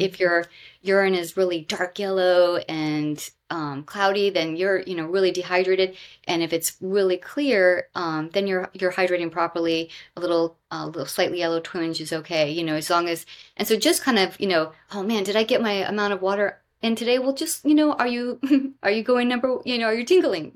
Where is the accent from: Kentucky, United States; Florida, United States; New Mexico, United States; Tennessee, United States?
Florida, United States; Southwest; moved away; also born or lived in Bethesda, Maryland; I grew up in Southwest Florida near the Everglades